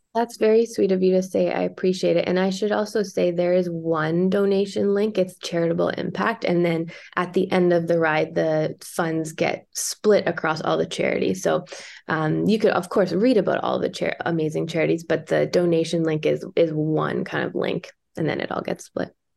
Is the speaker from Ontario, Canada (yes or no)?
yes; Toronto, Ontario, Canada; now in British Columbia, Canada; my hometown